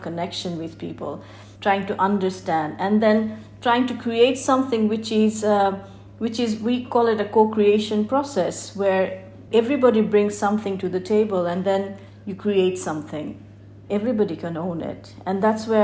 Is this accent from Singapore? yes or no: no; Bangladesh; I'm from Bangladesh. I grew up here. I was born and brought up.